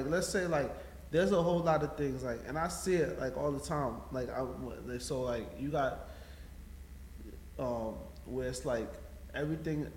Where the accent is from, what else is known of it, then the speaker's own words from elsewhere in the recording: Dominica; we're from Dominica